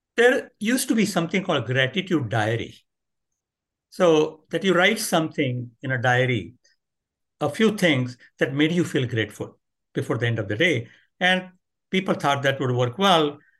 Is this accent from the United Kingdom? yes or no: no; India; moved away; I grew up in India